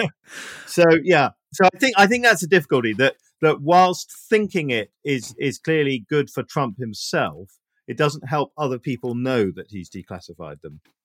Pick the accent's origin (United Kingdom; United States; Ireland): United Kingdom; being British